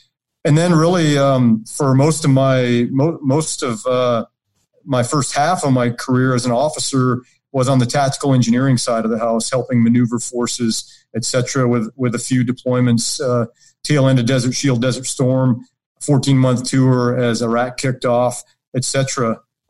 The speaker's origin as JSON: {"language": "English", "region": "Minnesota", "country": "United States", "moved": "as an adult", "said": "I was from Minnesota"}